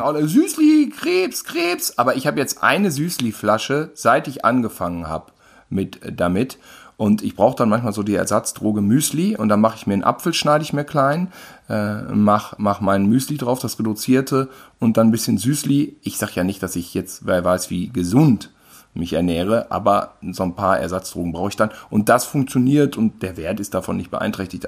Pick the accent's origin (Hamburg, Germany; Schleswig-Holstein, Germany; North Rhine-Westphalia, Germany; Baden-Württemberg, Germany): North Rhine-Westphalia, Germany; Gütersloh; born or raised there; now in Cologne, Germany